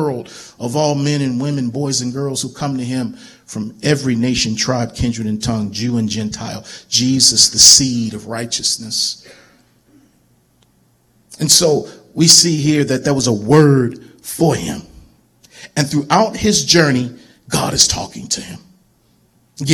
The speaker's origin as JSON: {"language": "English", "town": "Baltimore", "region": "Maryland", "country": "United States", "tie": "born or raised there", "also_born_or_lived": "Lynchburg, Virginia", "moved": "as an adult", "said": "growing up in Baltimore"}